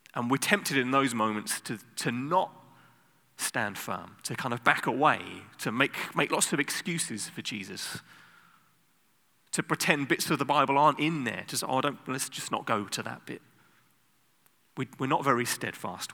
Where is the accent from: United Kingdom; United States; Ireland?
United Kingdom; now in Netherlands; I'm British